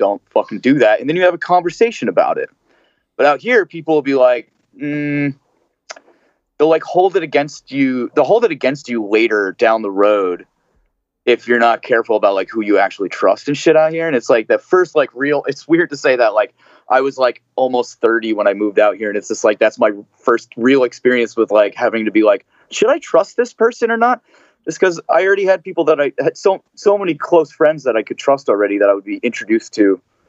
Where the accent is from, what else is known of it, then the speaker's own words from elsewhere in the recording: New Jersey, United States; moved away; And, you know, growing up in Jersey and everybody, like, I definitely had to dial a lot of my sarcasm back at first when I moved out here